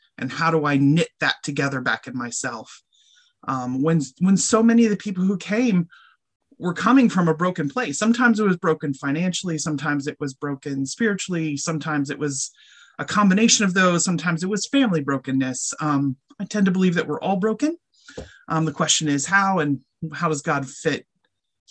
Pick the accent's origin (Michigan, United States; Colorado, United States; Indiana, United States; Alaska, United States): Colorado, United States; moved away; also born or lived in Bensalem, Pennsylvania; I was raised in Colorado